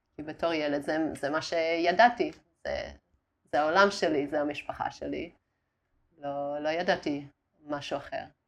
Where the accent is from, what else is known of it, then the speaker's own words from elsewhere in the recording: Australia; Hebrew is a second language; moved away as an adult; also born or lived in Darwin, Australia / Italy; now in Israel; נולדתי uh, בדרווין באוסטרליה, ואז היינו באיטליה עם, ה... אה, עם הסבא וסבתא שלי.